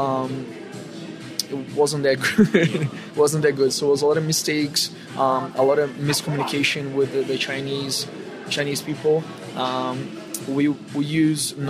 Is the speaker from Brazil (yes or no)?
yes; Brazil; moved away; I'm from Brazil